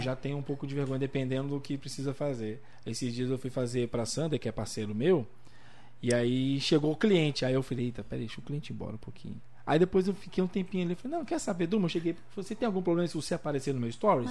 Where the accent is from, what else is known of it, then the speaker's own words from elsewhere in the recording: Brasília, Federal District, Brazil; moved away as an adult; also born or lived in Cidade Ocidental, Goiás; now in Limeira, Brazil; eu sou natural, nasci, criado em Brasília